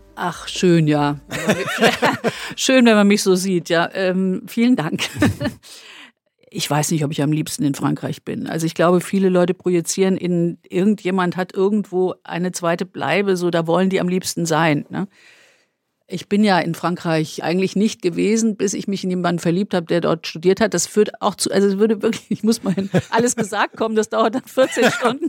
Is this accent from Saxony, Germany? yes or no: no; Wetzlar, Hesse, Germany; ich war eben in dieser Fachwerkmitte quasi als Kind